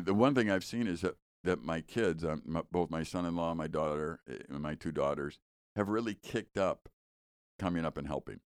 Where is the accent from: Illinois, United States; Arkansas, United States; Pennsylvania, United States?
Illinois, United States; Chicago; We grew up in Chicago